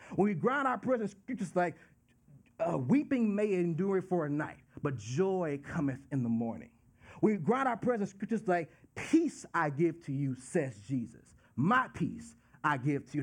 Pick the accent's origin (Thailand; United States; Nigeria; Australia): United States; Dallas, Texas; moved away; I'm from Dallas, Texas